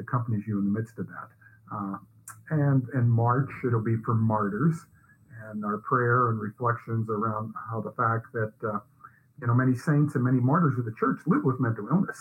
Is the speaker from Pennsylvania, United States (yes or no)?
yes; Scranton, Pennsylvania, United States; I'm a guy from Scranton